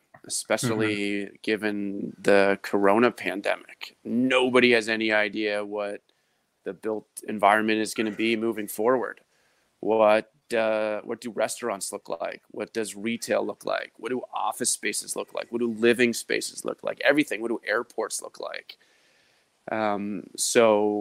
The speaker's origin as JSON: {"language": "English", "town": "Baltimore", "region": "Maryland", "country": "United States", "tie": "born or raised there", "said": "I was born and raised in Baltimore"}